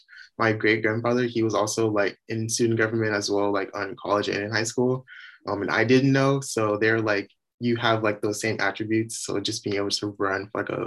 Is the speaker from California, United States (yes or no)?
yes; San Diego, California, United States; moved away as an adult; now in Humboldt, United States; I'm actually from San Diego. I grew up there all 22 years of my life